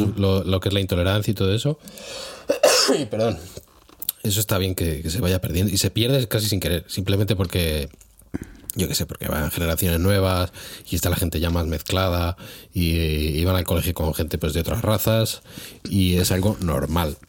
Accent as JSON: {"language": "Spanish", "country": "Spain", "moved": "yes", "lives_now": "Hungary", "said": "soy español"}